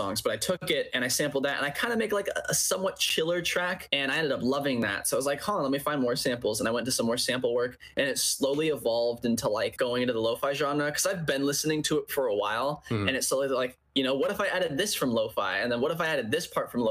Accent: West Sacramento, California, United States; I'm from West Sacramento.

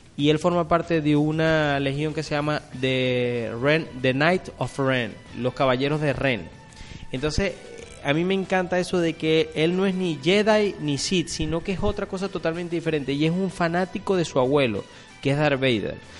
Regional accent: Venezuela; nosotros como venezolanos

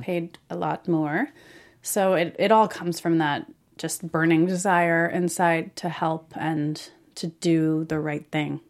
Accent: Springfield, Oregon, United States; moved away as an adult; also born or lived in Portland, Oregon; now in Los Angeles, United States; I moved from Springfield, where I grew up, to Portland when I graduated, and then from Portland to L A when I was nineteen.

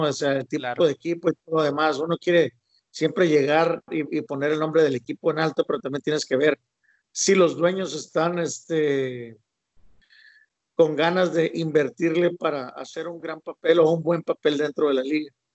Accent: Ciudad Obregón, Sonora, Mexico; yo soy de Obregón, Sonora

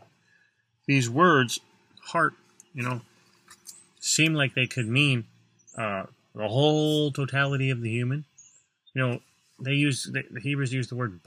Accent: United States; in America as American Christians

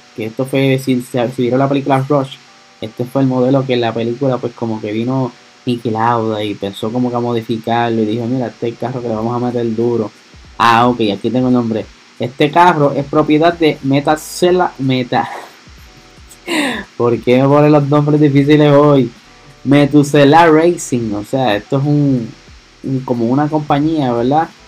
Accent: Puerto Rico; soy acá boricua

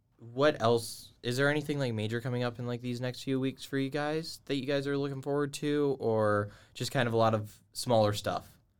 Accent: Georgia, United States; moved away; I'm from Georgia

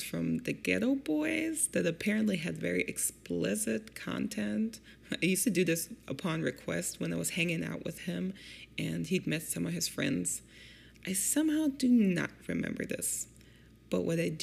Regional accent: Germany; now in Detroit, United States; I grew up in Germany with my German single mom

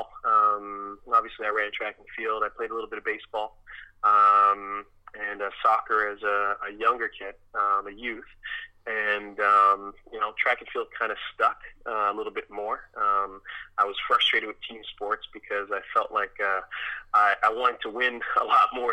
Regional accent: Toronto, Ontario, Canada; moved away as an adult; also born or lived in Trinidad and Tobago; now in Windsor, Canada; Actually, I was born in Trinidad and Tobago. Came to Canada when I was about 3, and grew up in Scarborough, Toronto.

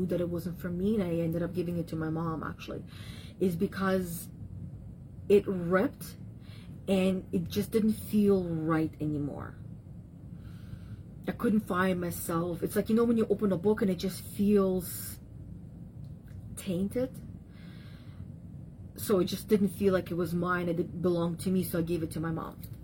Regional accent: Russia; moved away; being in the childhood areas where I grew up back in Russia

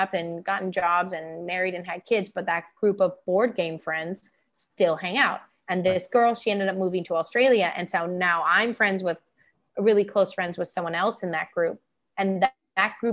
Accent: Canada; moved away as an adult; now in Taiwan; my Canadian side

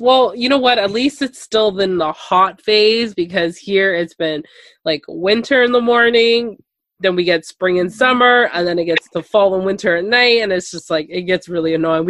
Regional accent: Toronto, Ontario, Canada; I'm from Toronto, Canada.

